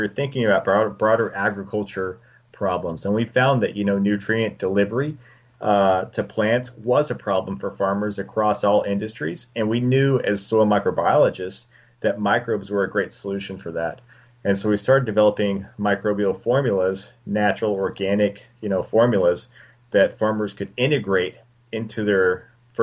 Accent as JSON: {"language": "English", "region": "West Texas", "country": "United States", "tie": "born or raised there", "moved": "yes", "lives_now": "Colorado, United States", "said": "I grew up in West Texas"}